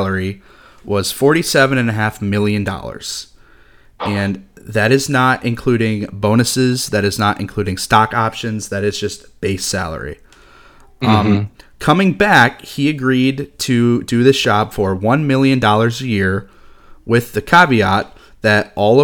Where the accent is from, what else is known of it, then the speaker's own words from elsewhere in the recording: Walt Disney World area, Florida, United States; if I looked out my window in 18 minutes, I could watch Epcot fireworks